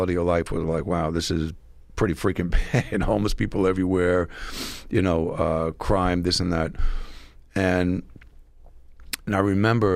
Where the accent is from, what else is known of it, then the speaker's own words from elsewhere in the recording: Wantagh, New York, United States; I was born and raised on Long Island, Wantagh